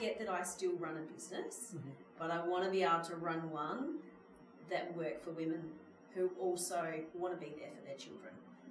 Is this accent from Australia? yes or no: yes; Mount Gambier, South Australia, Australia; moved away as an adult; my hometown